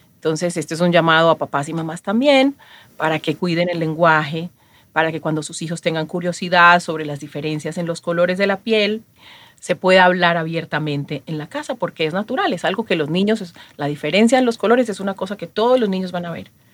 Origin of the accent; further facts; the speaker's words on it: Chocó, Colombia; moved away as an adult; now in Miami, United States; Nací en Colombia, en una región muy pobre llamada El Chocó.